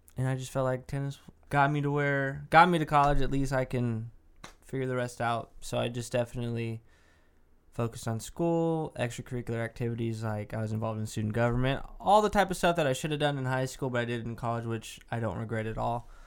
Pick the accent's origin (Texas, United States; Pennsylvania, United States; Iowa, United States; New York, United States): Texas, United States; Dallas; I'm from Dallas